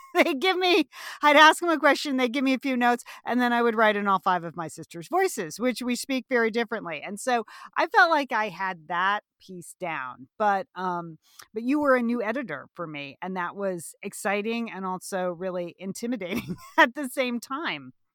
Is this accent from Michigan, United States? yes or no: no; Southport, Connecticut, United States; I grew up in Southport, Connecticut, where the book is set